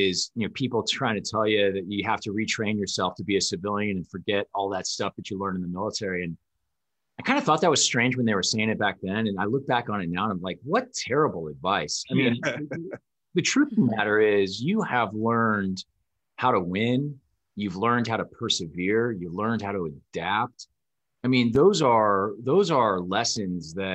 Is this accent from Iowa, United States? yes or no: yes; Bettendorf, Iowa, United States; born or raised there; moved away as an adult; also born or lived in Omaha, Nebraska / Wisconsin